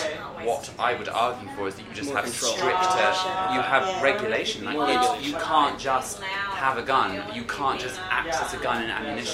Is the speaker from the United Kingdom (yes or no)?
yes; Southern England, United Kingdom; accent: Generic Southern English